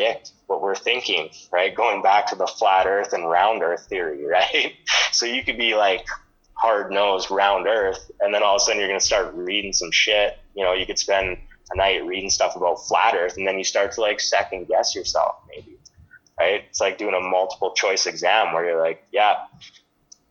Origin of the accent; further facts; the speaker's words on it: Lethbridge, Alberta, Canada; growing up in Lethbridge my whole life.